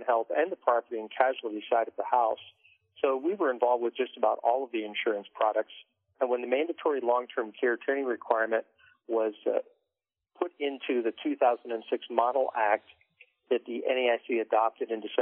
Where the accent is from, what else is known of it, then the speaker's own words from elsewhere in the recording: D.C., Maryland outskirts of Washington, United States; moved away as an adult; also born or lived in North Texas / northern Kentucky; grew up in the Maryland outskirts of Washington, D.C.